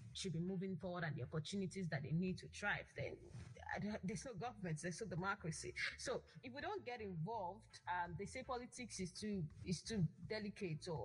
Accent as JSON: {"language": "English", "country": "Nigeria", "said": "as a Nigerian living in Nigeria"}